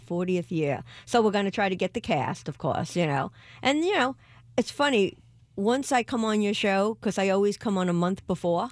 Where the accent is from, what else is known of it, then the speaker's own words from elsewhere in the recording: New York, United States; I'm from New York